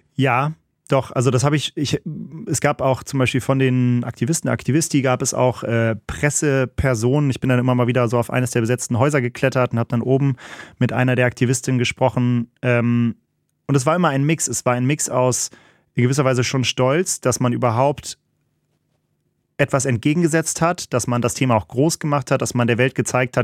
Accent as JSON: {"language": "German", "region": "North Rhine-Westphalia", "country": "Germany", "said": "Also ich komme ja aus, hier aus NRW"}